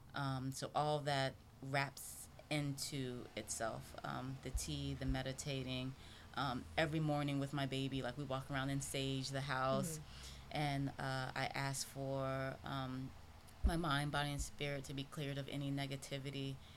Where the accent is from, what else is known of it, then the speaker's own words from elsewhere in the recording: South Carolina, United States; moved away as an adult; also born or lived in England; now in Philadelphia, United States; I'm from South Carolina